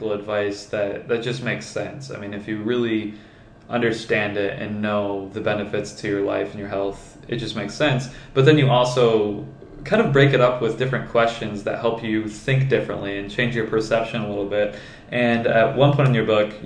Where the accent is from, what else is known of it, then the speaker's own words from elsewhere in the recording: Michigan, United States; I'm from Michigan, so it's cold